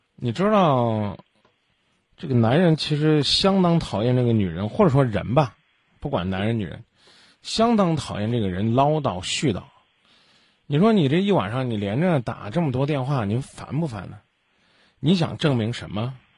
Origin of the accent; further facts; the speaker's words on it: Henan, China; 我也是河南的